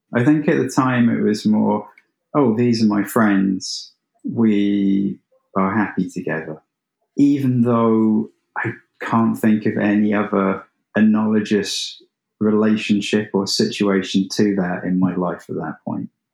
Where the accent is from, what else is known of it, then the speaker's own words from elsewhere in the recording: England, United Kingdom; I'm English